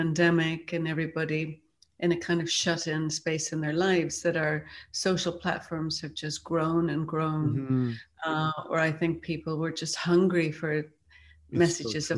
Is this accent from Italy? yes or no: no; Ireland; a young girl growing up in Ireland